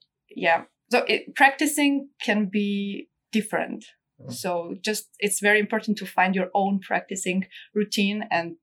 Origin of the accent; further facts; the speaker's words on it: Armenia; now in Munich, Germany; I was born in Armenia in a family of musicians.